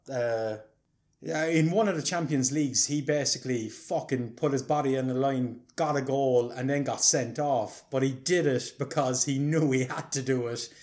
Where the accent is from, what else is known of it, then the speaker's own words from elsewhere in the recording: Ireland; being an Irish person